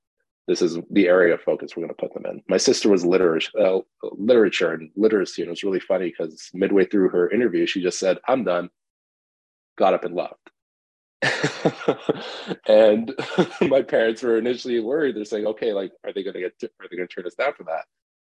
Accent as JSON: {"language": "English", "country": "Canada", "tie": "born or raised there", "also_born_or_lived": "Iran", "said": "I grew up partially in Canada, partially in Iran, back in Canada."}